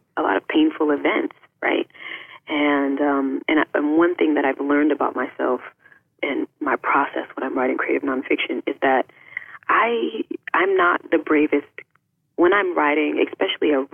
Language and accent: English; DeLisle, Mississippi, United States; moved away; my hometown is this like small town on the bayou, on the Mississippi Gulf Coast, called DeLille.